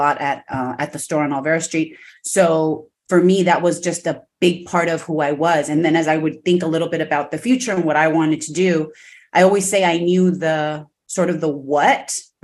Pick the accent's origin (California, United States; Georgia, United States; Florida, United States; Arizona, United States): California, United States; Los Angeles; born and raised in Los Angeles, you know, parents, immigrants from Mexico